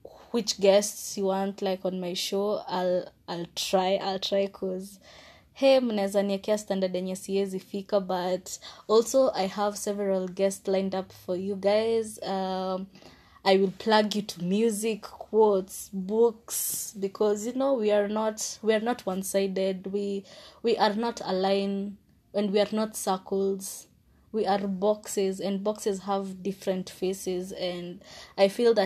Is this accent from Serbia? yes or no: no; Kenya; as a Kenyan